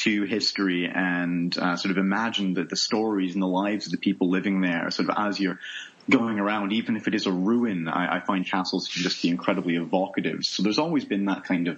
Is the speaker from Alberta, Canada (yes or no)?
no; Toronto, Ontario, Canada; moved away as an adult; also born or lived in Nova Scotia / Edinburgh, Scotland; now in Scotland; I'm originally from Canada, born in Nova Scotia in the East Coast. I grew up for most of my life in the suburbs around Toronto, so the greater Toronto area